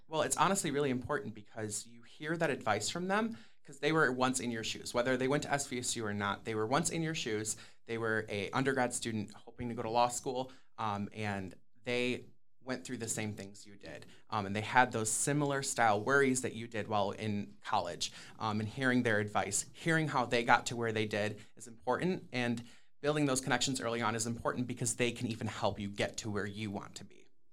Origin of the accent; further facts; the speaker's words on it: Sterling Heights, Michigan, United States; I am originally from Sterling Heights, Michigan, which is in the Metro Detroit area